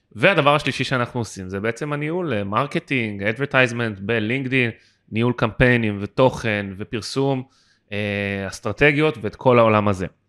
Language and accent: Hebrew; Israel; אני גדלתי בארץ